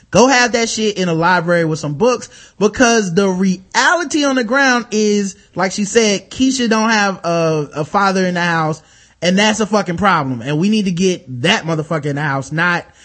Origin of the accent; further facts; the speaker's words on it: Jamaica; I'm Jamaican. So, you know, I have like four or five jobs, man.